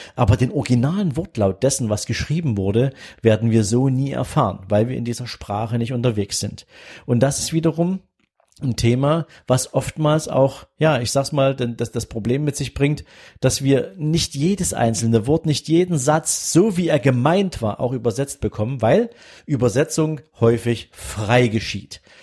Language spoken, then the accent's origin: German; Germany; first language German; ich bin Deutscher